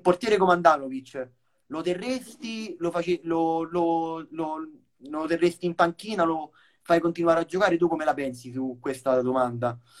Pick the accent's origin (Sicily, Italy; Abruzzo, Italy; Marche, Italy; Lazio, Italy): Lazio, Italy; Rome; anche io sono di Roma